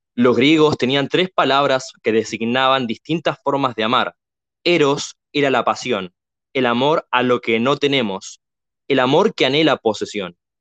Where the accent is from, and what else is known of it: Argentina